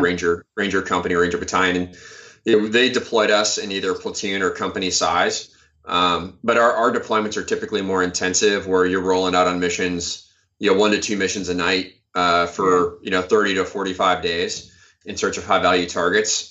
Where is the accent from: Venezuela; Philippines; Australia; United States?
United States; Iowa; moved away as an adult; I'm from Iowa originally